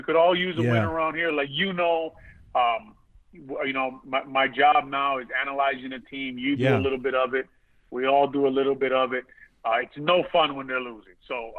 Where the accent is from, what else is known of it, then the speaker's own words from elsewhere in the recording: Hawaii, United States; moved away; growing up in Hawaii.